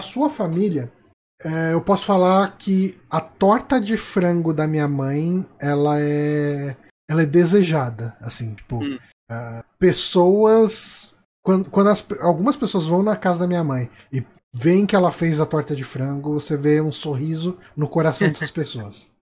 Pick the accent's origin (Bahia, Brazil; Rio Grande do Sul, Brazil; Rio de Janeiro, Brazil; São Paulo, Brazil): São Paulo, Brazil; A gente é de São Paulo